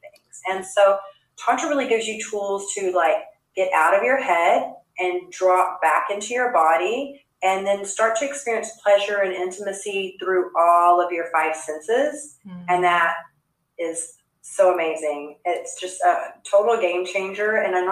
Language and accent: English; Texas, United States; I grew up in Texas